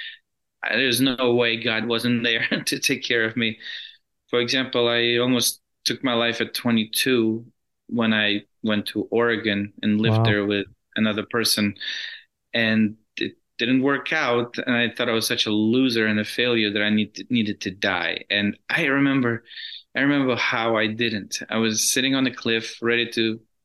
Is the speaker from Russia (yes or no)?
yes; Russia; moved away; I grew up in Russia.